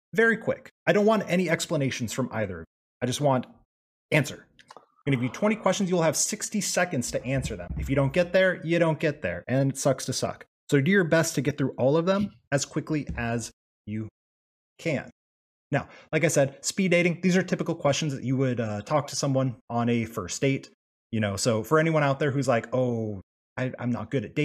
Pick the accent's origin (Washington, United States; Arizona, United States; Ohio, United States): Arizona, United States; moved away; I grew up in Arizona where we didn't have daylight savings time.